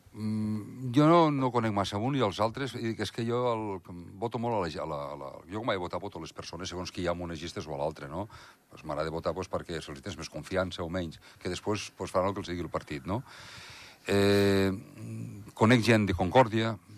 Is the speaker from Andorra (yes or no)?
yes; Andorra; com a andorrà, i jo em considero nacionalista andorrà